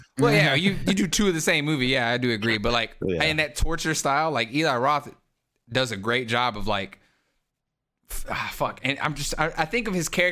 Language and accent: English; the South, United States; I'm from the South